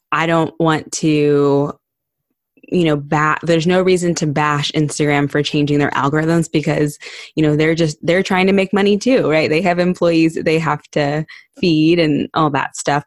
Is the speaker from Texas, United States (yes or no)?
yes; Barton Creek, Texas, United States; I grew up in Barton Creek